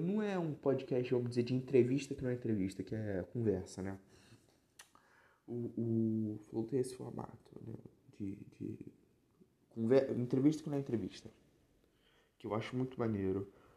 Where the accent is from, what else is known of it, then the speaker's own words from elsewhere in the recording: Nova Iguaçu, Rio de Janeiro, Brazil; eu sou do Rio, eu sou da região metropolitana aqui do Rio, de Nova Iguaçu e tudo, da Baixada